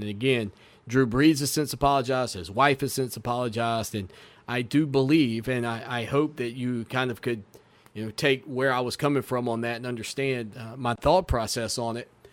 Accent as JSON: {"language": "English", "country": "United States", "said": "as an American"}